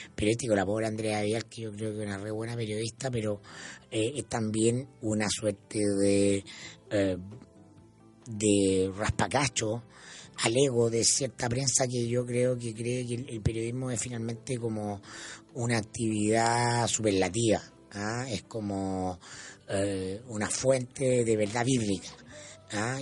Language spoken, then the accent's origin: Spanish; Chile; como buen chileno